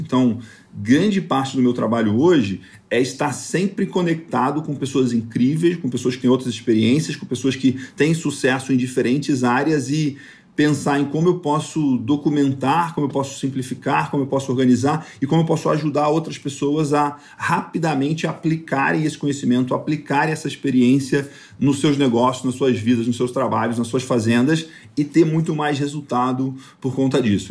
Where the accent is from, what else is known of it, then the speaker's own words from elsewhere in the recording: northern Goiás, Brazil; moved away; also born or lived in Rio de Janeiro; o meu pai trabalhava numa fazenda da família no norte de Goiás. E desde pequeno, quando eu nasci, eu fui morar na fazenda